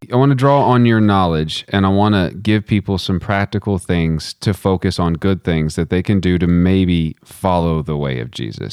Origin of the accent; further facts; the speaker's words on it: United States; as an American